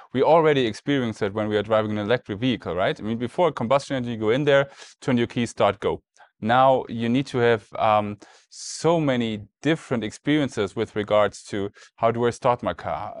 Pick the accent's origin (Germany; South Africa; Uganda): Germany; we're in the U S, obviously, and, um, I'm from Germany